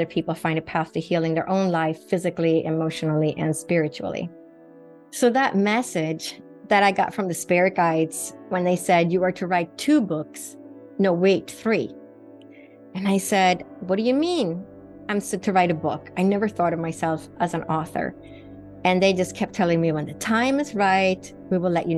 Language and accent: English; Sweden; moved away as an adult; Sweden, where I grew up in Northern Europe